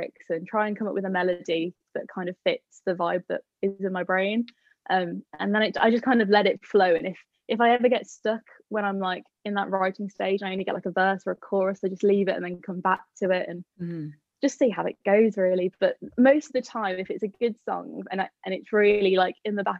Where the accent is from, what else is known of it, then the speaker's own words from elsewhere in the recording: Birmingham, West Midlands, United Kingdom; I am from Birmingham, so it was a long travel